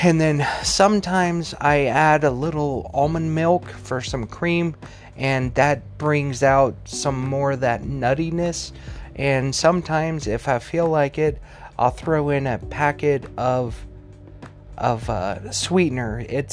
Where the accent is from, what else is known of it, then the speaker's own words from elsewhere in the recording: Tennessee, United States; born there; also born or lived in Missouri / Colorado / Wyoming; Growing up in Tennessee, I'm from Tennessee, but I grew up more in Missouri and then Colorado and then Wyoming.